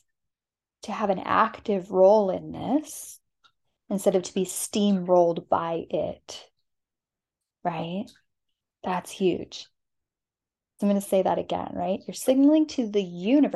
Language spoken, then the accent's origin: English; Southwest, United States; I'm from the Southwest